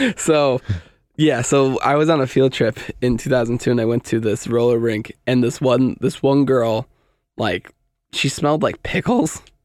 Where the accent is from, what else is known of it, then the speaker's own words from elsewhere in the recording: United States; I'm American